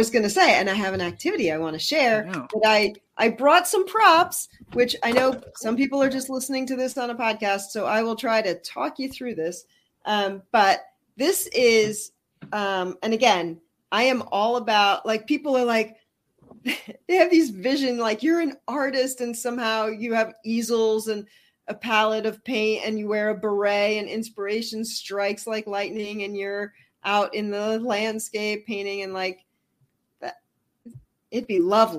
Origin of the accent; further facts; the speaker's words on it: Canada; I'm French Canadian.